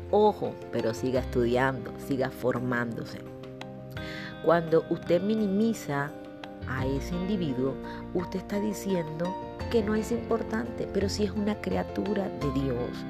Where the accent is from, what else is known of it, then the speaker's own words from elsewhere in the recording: Colombia; also born or lived in Venezuela; yo soy colombiana. He vivido mucho tiempo en Venezuela y bueno, no tengo el acento costeño